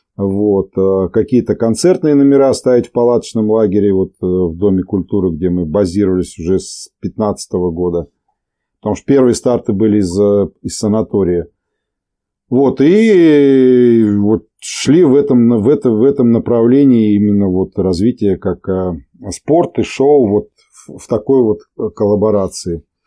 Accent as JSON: {"language": "Russian", "town": "Volzhsky", "region": "Volgograd Oblast", "country": "Russia", "said": "мы из Волжского, и корни мои отсюда из Подволжского"}